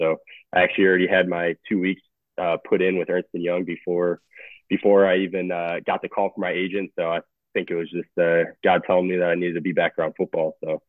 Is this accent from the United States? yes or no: yes; Chicago, Illinois, United States; moved away as an adult; also born or lived in Indianapolis, Indiana; I grew up just outside of Chicago in the west suburbs